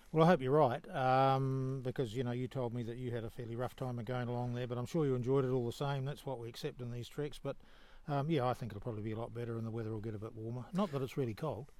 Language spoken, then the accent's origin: English; New Zealand; I'm from New Zealand